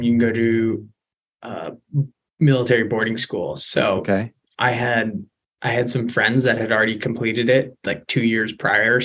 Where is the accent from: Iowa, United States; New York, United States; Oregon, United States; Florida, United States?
Oregon, United States; Beaverton; born and raised in Beaverton.